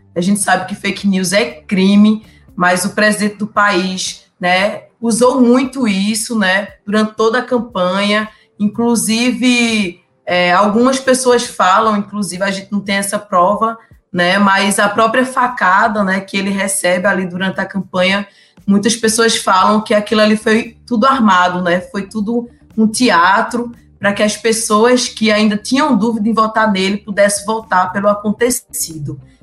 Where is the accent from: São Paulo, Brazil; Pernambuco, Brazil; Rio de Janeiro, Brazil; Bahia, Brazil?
Pernambuco, Brazil; Surubim; sou de Surubim, interior né, do estado de Pernambuco